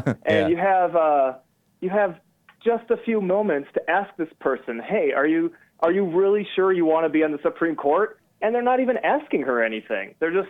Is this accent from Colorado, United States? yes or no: yes; Colorado, United States; My heritage is Serbian. So my granddad immigrated to the U.S. in the late 60s. And, you know, I'm American through and through, but I inherited his name.